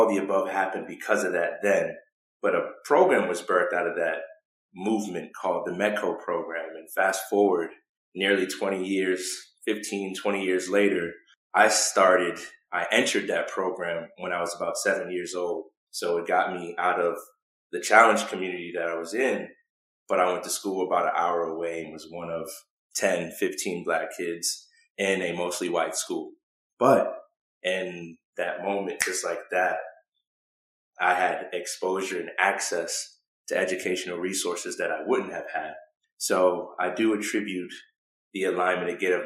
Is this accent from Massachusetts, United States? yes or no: yes; Boston, Massachusetts, United States; I was born and raised in Boston, Massachusetts